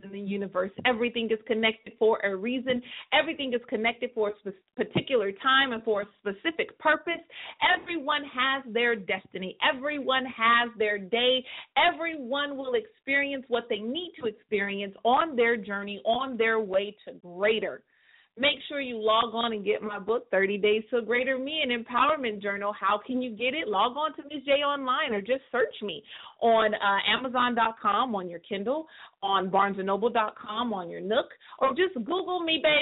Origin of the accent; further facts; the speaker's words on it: California, United States; my hometown, the 209